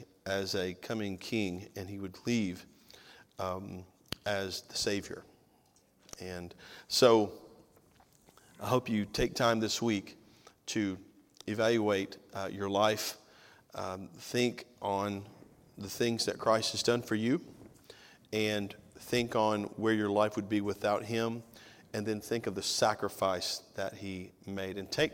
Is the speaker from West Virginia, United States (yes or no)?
no; Tennessee, United States; now in Georgia, United States; I'm a missionary from Tennessee to Georgia, but.